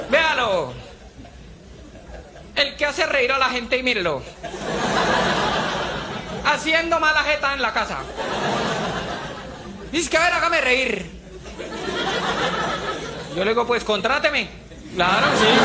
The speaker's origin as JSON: {"language": "Spanish", "country": "Colombia", "said": "yo soy colombiano, doctor."}